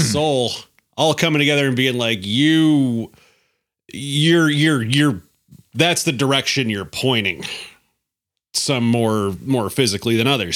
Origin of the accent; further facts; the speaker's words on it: Alaska, United States; moved away; I'm from Alaska.